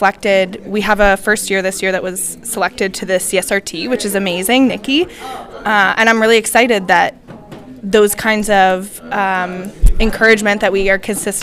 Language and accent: English; Stratford, Ontario, Canada; I'm from Stratford, and I knew that Stratford was one of the clinical site options